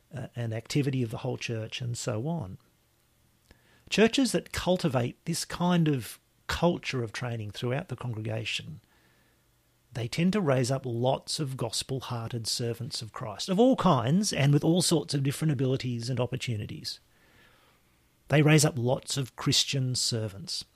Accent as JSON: {"language": "English", "town": "Lismore", "region": "New South Wales", "country": "Australia", "tie": "born or raised there", "said": "my hometown, my home district of Lismore in the far north coast of New South Wales"}